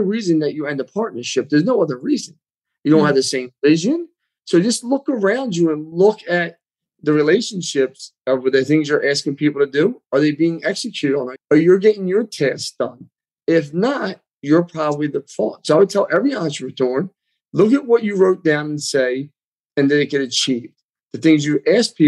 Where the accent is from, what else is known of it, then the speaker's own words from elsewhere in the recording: Philadelphia, Pennsylvania, United States; accent: like Rocky Balboa; also born or lived in Bucks County, Pennsylvania; I grew up in Northeast Philly, then Bucks County